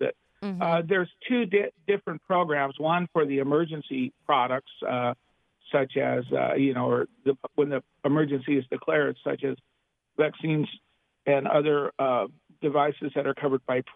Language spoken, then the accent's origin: English; Los Angeles, California, United States; I'm from Los Angeles, so it is indeed a pleasure to be back home